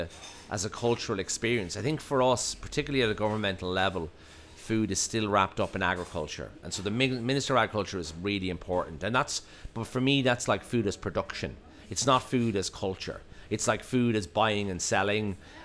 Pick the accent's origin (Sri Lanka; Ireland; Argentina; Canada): Ireland; we are, as Irish people, also obsessed with land